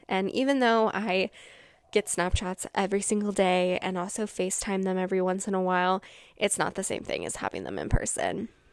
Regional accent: Washington, United States; I'm from Washington

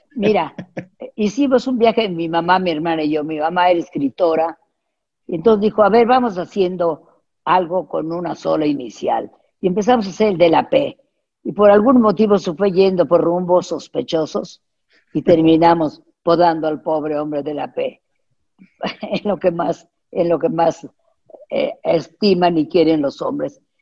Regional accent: Mexico; tenemos un, un español mexicano

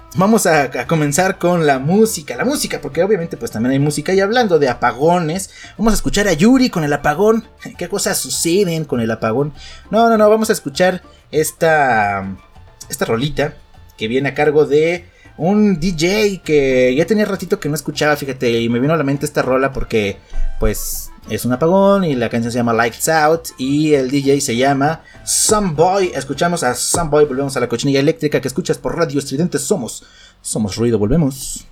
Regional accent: Mexico

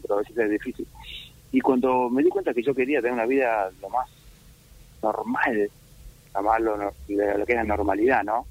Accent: Argentina; nosotros somos los argentinos

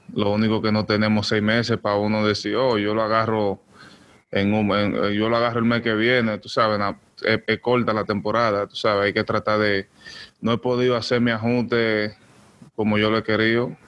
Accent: Dominican Republic; moved away; representar República Dominicana aquí con los Yankees

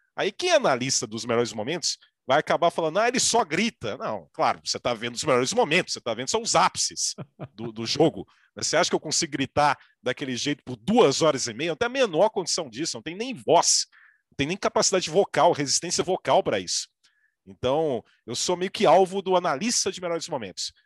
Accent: Minas Gerais, Brazil; eu sou mineiro

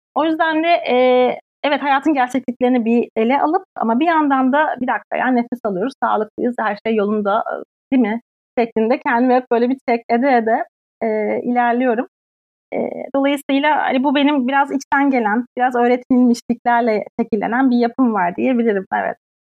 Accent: Turkey; moved away as an adult; now in Sweden; bir Türk olarak şu an burada

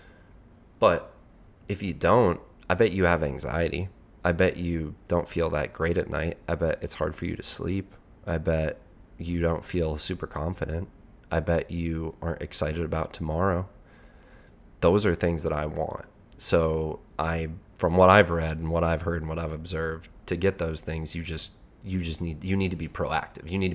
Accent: Colorado, United States; I'm from Colorado

